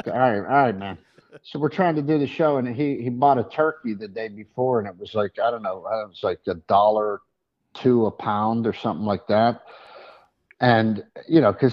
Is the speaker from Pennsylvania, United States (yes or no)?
yes; Pittsburgh, Pennsylvania, United States; I'm from Pittsburgh, and I understand the same, we're from the same kind of dirt